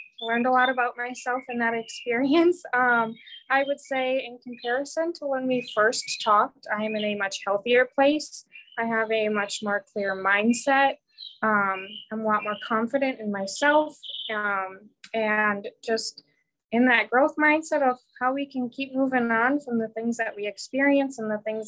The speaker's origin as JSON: {"language": "English", "region": "Michigan", "country": "United States", "also_born_or_lived": "Marquette, Michigan / Kingsford, Michigan", "moved": "as an adult", "lives_now": "Florida, United States", "said": "I am from Michigan. Isabel and I went to all the way back to elementary school together"}